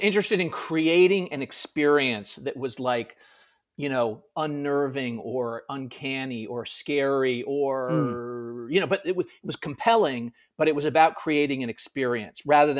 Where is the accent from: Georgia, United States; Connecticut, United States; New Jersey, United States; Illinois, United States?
Connecticut, United States; now in New York, United States; I'm from Connecticut originally. I live in New York now.